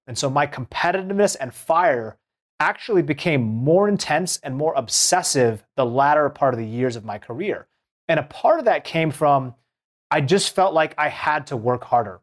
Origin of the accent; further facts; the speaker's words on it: Seattle, Washington, United States; I grew up in Seattle